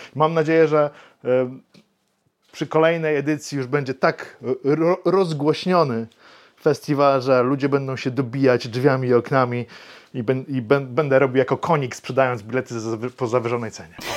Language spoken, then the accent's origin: Polish; Wrocław, Lower Silesian Voivodeship, Poland; Ja z Wrocławia jestem